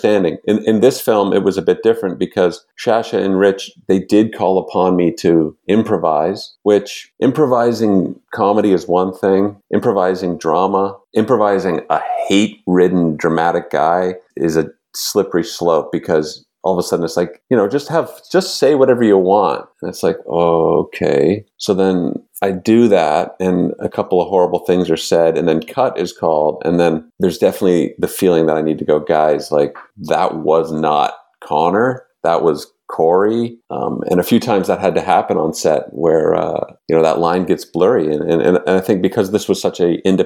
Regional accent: Oakville, Ontario, Canada; I'm from Oakville, which is one past that. And we kind of have like a banter, like a shorthand, being from those suburban areas

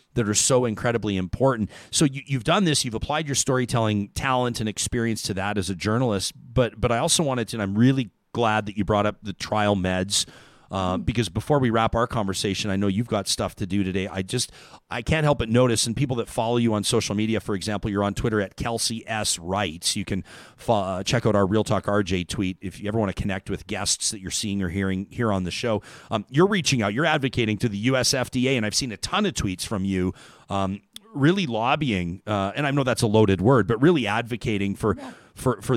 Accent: Calgary, Alberta, Canada; I grew up in Calgary

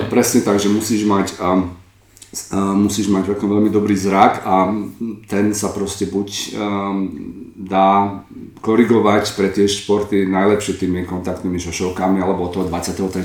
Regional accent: Trenčín, Trenčín Region, Slovakia; moved away as an adult; also born or lived in Prague; now in Berlin, Germany; ja som sa narodil z Trenčína a medicínu som študoval v Prahe a v Berlíne

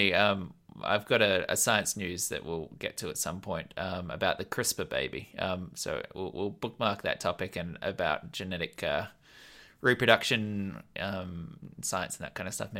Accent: Australia; accent: Australian; Why? Do you think my Australian accent is still very Australian?

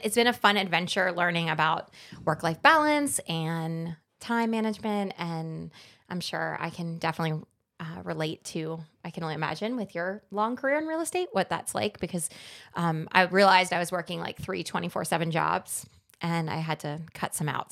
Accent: New Jersey, United States; moved away as an adult; also born or lived in Washington, D.C.; I'm from New Jersey, which most people usually can figure out quickly

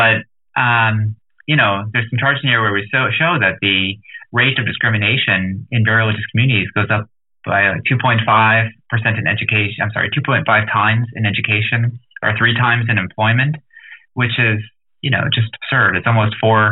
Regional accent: New Jersey, United States; now in Washington, D.C., United States; I grew up in New Jersey and I live in Washington, D.C.

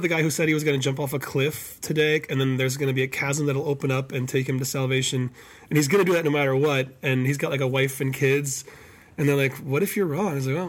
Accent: Ann Arbor, Michigan, United States; born or raised there; also born or lived in Minneapolis, Minnesota

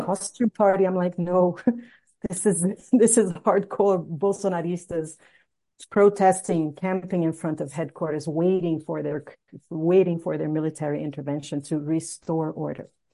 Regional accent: Rio de Janeiro, Brazil; Rio de Janeiro, which is my hometown

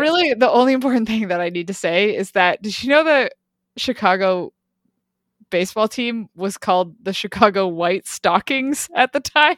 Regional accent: Quebec, Canada; my home province

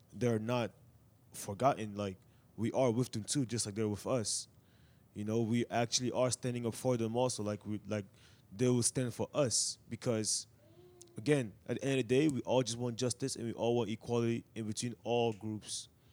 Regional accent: Atlanta, Georgia, United States; growing up in Atlanta

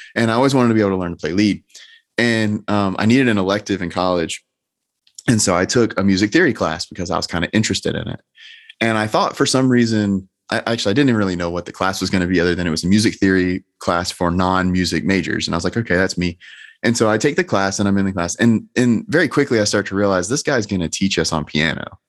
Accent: Georgia, United States; I'm clearly from Georgia.

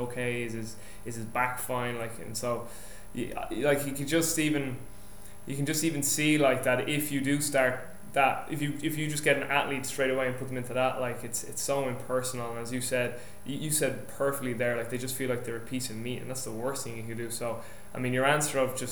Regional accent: Ireland; moved away; I'm Irish

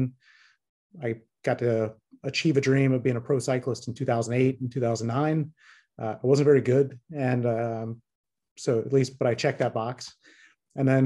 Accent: Tallahassee, Florida, United States; I grew up in Tallahassee, Florida

